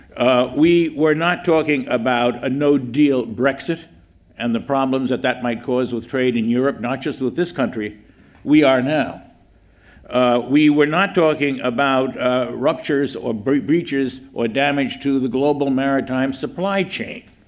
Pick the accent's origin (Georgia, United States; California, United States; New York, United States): New York, United States; New York City; I'm from New York